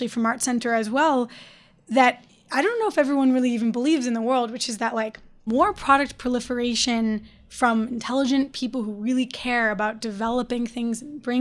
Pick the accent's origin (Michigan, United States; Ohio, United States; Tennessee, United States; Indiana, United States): Michigan, United States; Detroit; I'm from Detroit.